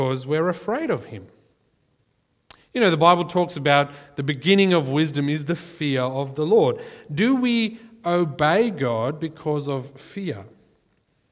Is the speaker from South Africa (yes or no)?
yes; South Africa; growing up in South Africa, we had, unofficially, we had corporal punishment in our school